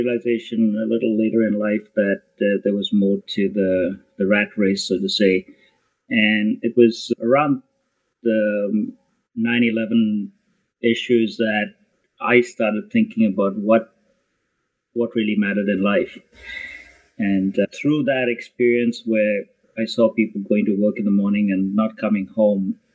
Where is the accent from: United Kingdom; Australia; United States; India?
India; Goa; also born or lived in Kenya; now in Toronto, Canada; I come from a little place in India called Goa. And although I was born in East Africa and Kenya, I spent formative years in Goa